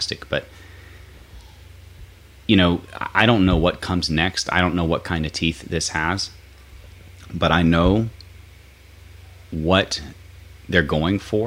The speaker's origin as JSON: {"language": "English", "country": "United States", "said": "I'm an American"}